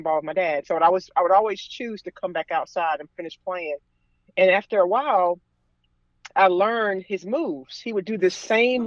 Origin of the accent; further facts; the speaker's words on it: Raleigh, North Carolina, United States; moved away as an adult; also born or lived in Mooresville, North Carolina; I'm from the Raleigh, North Carolina area, and I moved to Mooresville, North Carolina in 2010